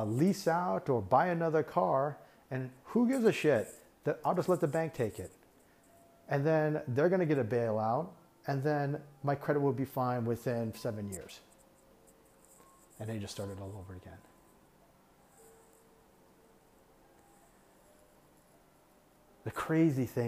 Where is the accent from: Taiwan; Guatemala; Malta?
Taiwan; now in United States; Taiwan is my home country. That's where I'm from